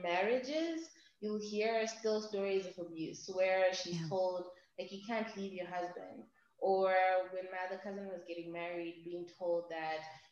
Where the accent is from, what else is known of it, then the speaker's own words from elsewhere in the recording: Zimbabwe; I'm from Zimbabwe